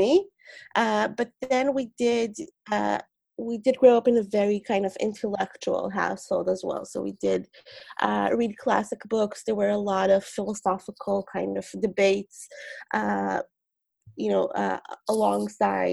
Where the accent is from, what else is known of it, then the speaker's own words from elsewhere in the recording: Bnei Brak, Tel Aviv District, Israel; also born or lived in New York, United States; I was actually born in New York to an Israeli family. My mom is Israeli, but she grew up in Brooklyn and Flatbush. And so I was born in New York. We moved back to Israel when I was 4 or 5 to Bnei Brak.